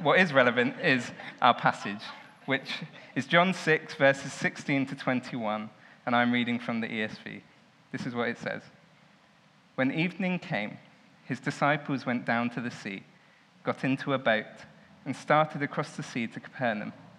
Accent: Southampton, South East England, United Kingdom; I grew up in Southampton

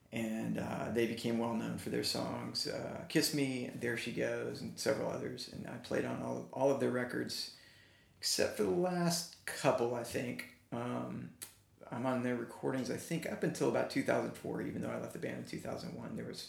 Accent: Branson, Missouri, United States; moved away as an adult; also born or lived in Texas / Dallas; I'm a drummer. I'm a professional drummer. I grew up in Branson, Missouri, of all places, and went to college at the University of North Texas. And after graduating, moved to Dallas

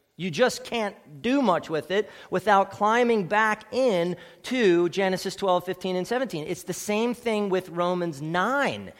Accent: Ephrata, Pennsylvania, United States; I was born at Ephrata Community Hospital.

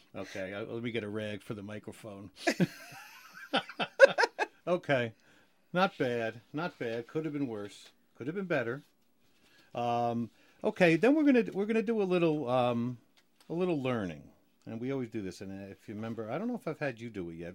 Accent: New Jersey, United States; now in Maryland, United States; I'm a Jersey boy

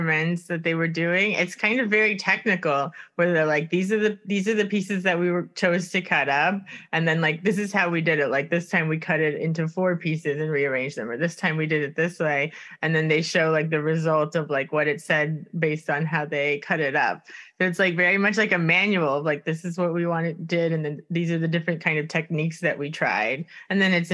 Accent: Miami, Florida, United States; moved away; also born or lived in Stockholm; I'm from Miami originally

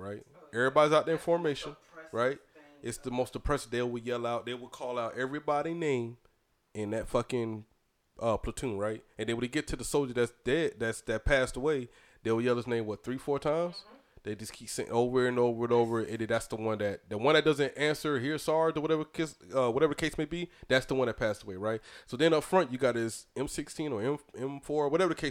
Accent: Fayetteville, United States; moved away; I go back home to my hometown

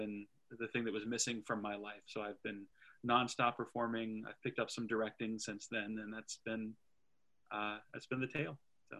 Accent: Westerville, Ohio, United States; I am from the Westerville area originally. I went to school here

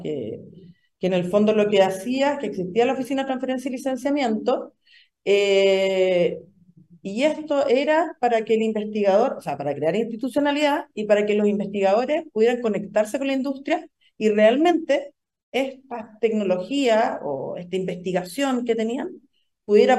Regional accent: Antofagasta, Chile; also born or lived in Pennsylvania; soy de Antofagasta

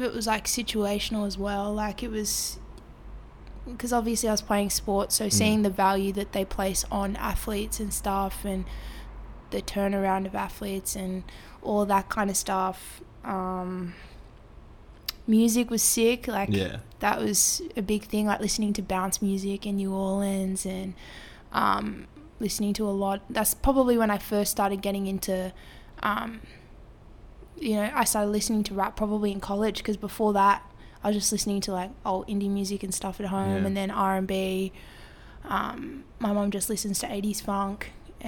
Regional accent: Sydney, New South Wales, Australia; also born or lived in Marrickville, Sydney; I was first like few years of my life was in Marrickville. And then we moved out to San Suzy when I was sometime in primary school.

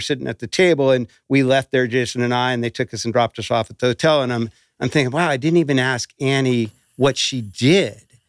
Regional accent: Emerald Triangle, California, United States; growing up in the Emerald Triangle

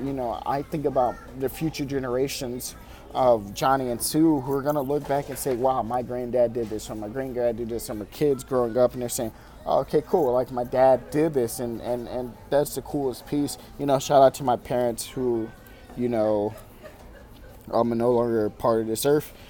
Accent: Farmington, Missouri, United States; I'm at Panera Bread Company in my hometown of Farmington, Missouri

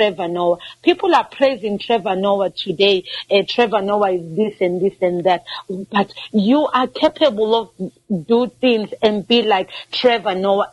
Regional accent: South Africa

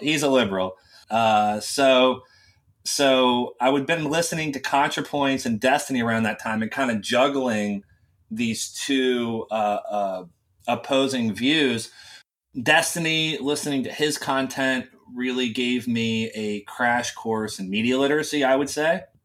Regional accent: West Virginia, United States; I grew up in a very small town in West Virginia

